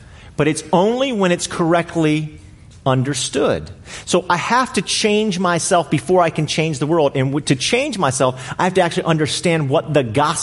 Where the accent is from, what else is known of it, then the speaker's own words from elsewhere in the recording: Arlington, United States; I grew up here in Arlington my entire life